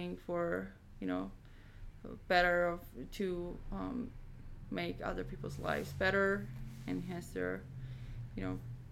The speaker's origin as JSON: {"language": "English", "country": "Georgia", "moved": "yes", "said": "my home country, which is Georgia in the Eastern Europe"}